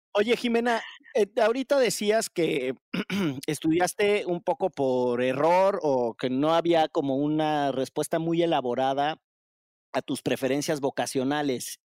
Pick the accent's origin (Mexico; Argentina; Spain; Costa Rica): Mexico; Orizaba, Veracruz; moved away; yo en realidad soy de Orizaba, pero mi, familia sí es de, la zona del, Barlovento